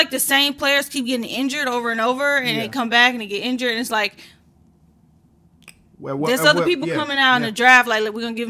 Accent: Houston, Texas, United States; I know that's my hometown

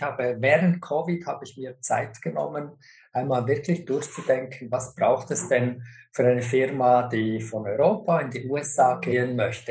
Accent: Switzerland; now in United States; mir als Schweizer

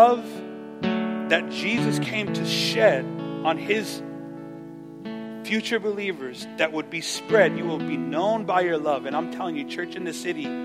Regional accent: Los Angeles, California, United States; I'm from East

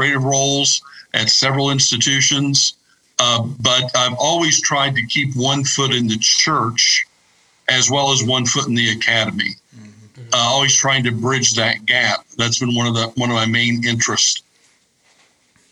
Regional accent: Kentucky, United States; moved away; also born or lived in Indiana / Michigan / Illinois / Georgia; I was raised in Kentucky

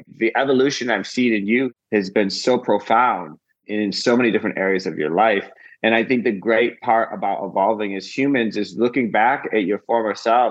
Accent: Midwest, United States; now in Los Angeles, United States; I come from the Midwest and I come from a very emotionally stunted lineage, which I think all of us do in the Midwest

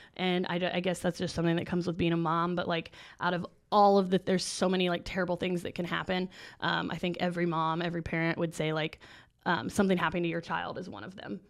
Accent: Indiana, United States; we're from Indiana

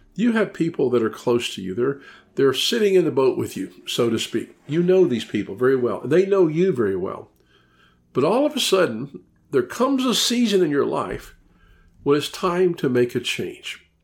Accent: Memphis, Tennessee, United States; moved away as an adult; now in Orlando, United States; I'm from Memphis, Tennessee. I lived there for fifty years

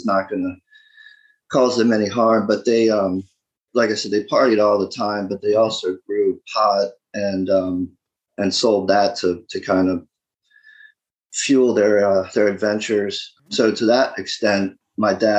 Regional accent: Baltimore County, northern Maryland, United States; also born or lived in Eastern Shore, Maryland; now in Eastern Shore of Maryland, United States; growing up, I lived in northern Maryland, the Baltimore County area, up in the sticks

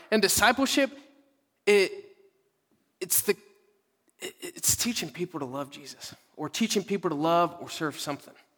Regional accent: Dallas, Texas, United States; moved away; I'm from Dallas

